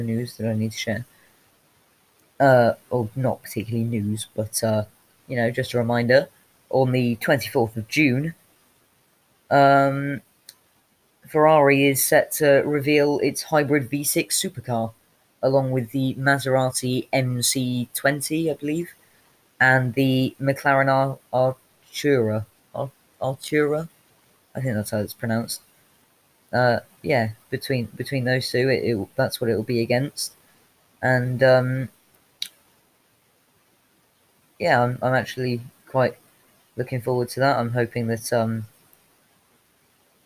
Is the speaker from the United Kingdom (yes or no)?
yes; United Kingdom; I'm British